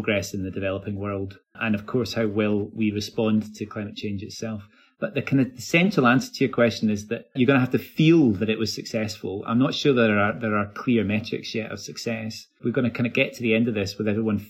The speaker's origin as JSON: {"language": "English", "town": "Glasgow", "region": "Scotland", "country": "United Kingdom", "tie": "born or raised there", "said": "I live in Glasgow. I am born in Glasgow. I'm a Glaswegian. So there's a sort of story of success that I would like to be associated with my home city"}